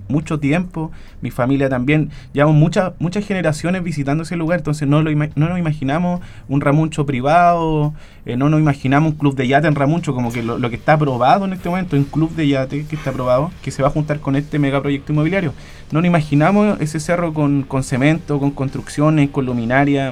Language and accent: Spanish; Hualpén, Biobío, Chile; somos toda gente de Hualpén, vecinos, vecinas